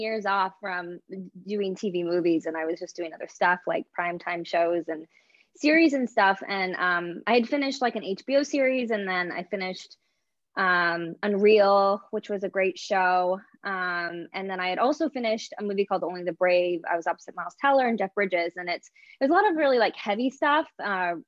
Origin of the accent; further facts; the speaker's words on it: Canada; I'm Canadian too. So, you know, we grew up kind of speaking a little bit of French